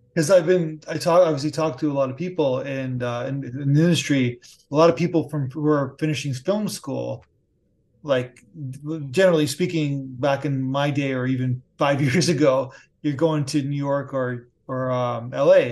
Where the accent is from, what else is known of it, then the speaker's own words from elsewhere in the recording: Canada; as a Canadian